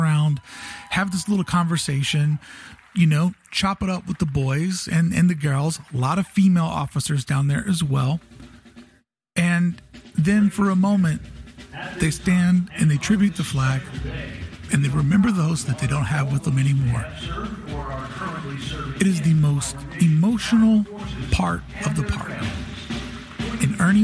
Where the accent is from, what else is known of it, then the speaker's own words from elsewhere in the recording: United States; As an American